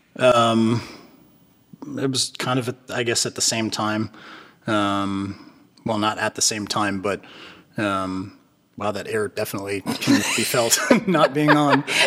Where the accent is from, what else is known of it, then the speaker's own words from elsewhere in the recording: Berkeley, California, United States; moved away as an adult; also born or lived in Los Angeles, California; now in Wilmington, United States; I grew up in Berkeley, California.